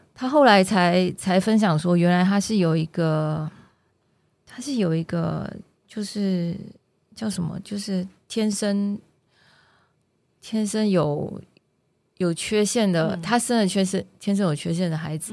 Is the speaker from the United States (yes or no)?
no; Malaysia; now in Taiwan; 因为我的故乡是，我故乡不在台湾嘛，我故乡是马来西亚